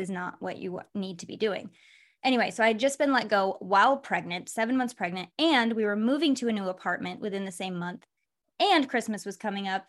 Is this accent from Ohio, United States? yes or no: no; Michigan, United States; I'm from Michigan, so there's a lot of, like, factories.